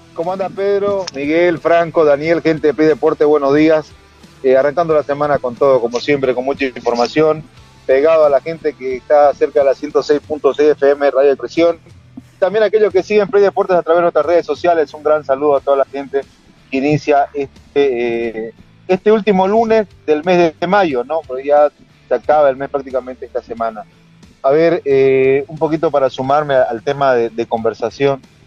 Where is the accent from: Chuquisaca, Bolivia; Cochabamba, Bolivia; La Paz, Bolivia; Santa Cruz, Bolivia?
Santa Cruz, Bolivia; hablando como un cruceño más